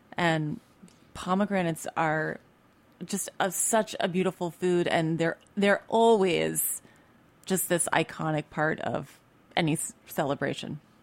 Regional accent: Philadelphia, Pennsylvania, United States; moved away; also born or lived in San Francisco; I grew up in Philadelphia

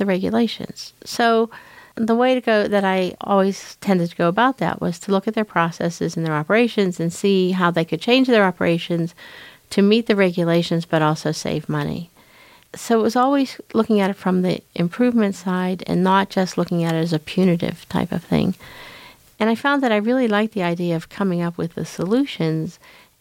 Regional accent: Pittsburgh, Pennsylvania, United States; now in Los Angeles, United States; I grew up in Pittsburgh, Pennsylvania

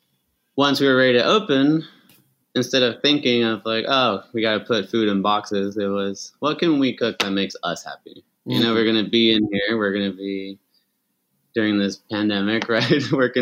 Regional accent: Chihuahua, Mexico; And so we grew up in Chihuahua. All my family's Mexican.

